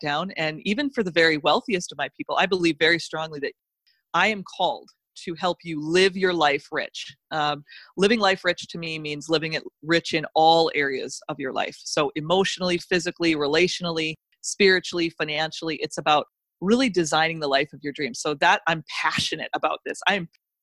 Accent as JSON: {"language": "English", "region": "North Dakota", "country": "United States", "tie": "born or raised there", "said": "I grew up in North Dakota in the middle of winter."}